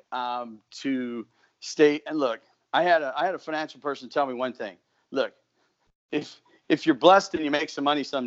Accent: Mitchell, South Dakota, United States; I actually have a store in my hometown of Mitchell, South Dakota

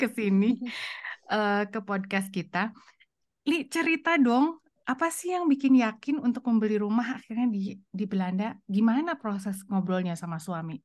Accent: Indonesia; moved away as an adult; now in Germany; masih berharap akan kembali ke Indonesia, itu satu gitu ya. Eh, dan sudah punya rumah di sana

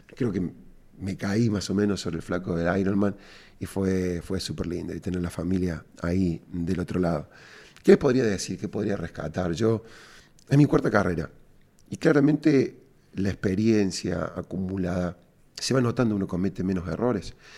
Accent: Córdoba, Argentina; cordobés y emprendedor

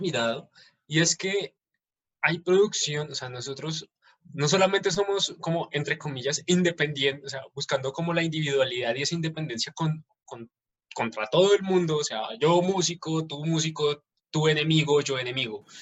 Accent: Colombia; nosotros como colombianos

